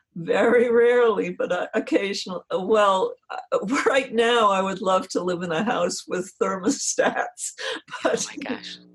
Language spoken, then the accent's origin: English; New Jersey, United States; moved away; I grew up where I grew up in New Jersey.